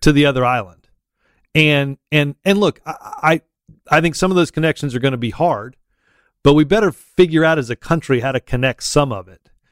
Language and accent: English; Auburn, Alabama, United States; I'm from Auburn